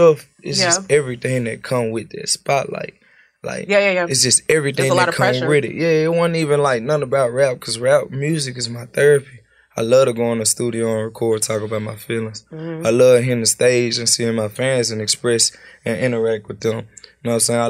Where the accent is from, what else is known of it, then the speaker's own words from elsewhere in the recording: Memphis, Tennessee, United States; Growing up in Memphis